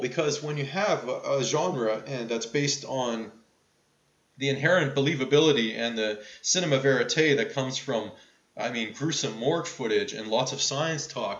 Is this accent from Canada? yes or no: yes; Toronto, Ontario, Canada; my hometown of Toronto